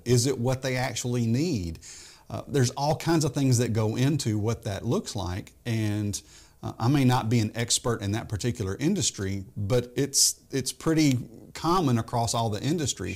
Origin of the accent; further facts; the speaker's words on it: Memphis, Tennessee, United States; moved away as an adult; also born or lived in Texas; I grew up in Memphis